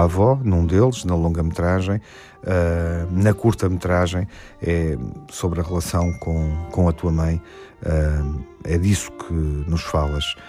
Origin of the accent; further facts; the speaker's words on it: Portugal; enquanto portugueses